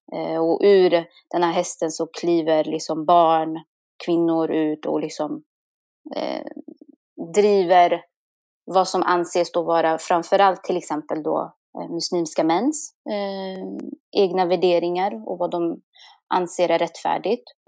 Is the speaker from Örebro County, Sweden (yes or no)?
yes; Kumla, Örebro County, Sweden; vara liksom uppvuxen i Kumla